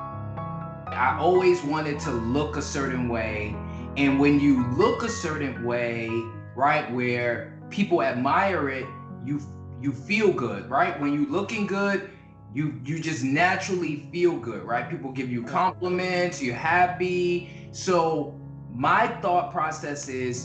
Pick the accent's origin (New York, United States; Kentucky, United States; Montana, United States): New York, United States; New York City; I grew up in the Bronx